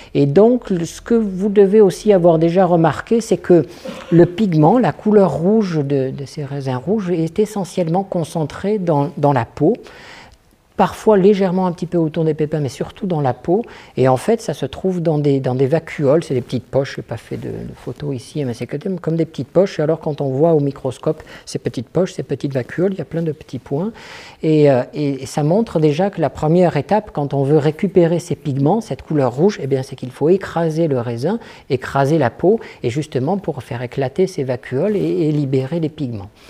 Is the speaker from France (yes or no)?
yes; France; je suis français